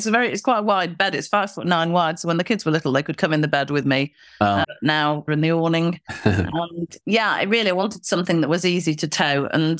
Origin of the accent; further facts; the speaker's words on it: Manchester, North West England, United Kingdom; Yes, we've just been to the Manchester show, which is my hometown, actually.